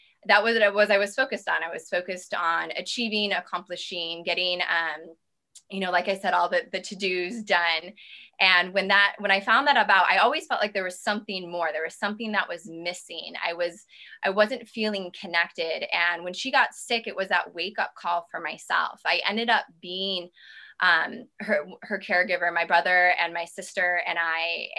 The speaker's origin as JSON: {"language": "English", "region": "Midwest", "country": "United States", "tie": "born or raised there", "said": "I come from the Midwest, and I come from a place of, you know, we didn't eat so great growing up."}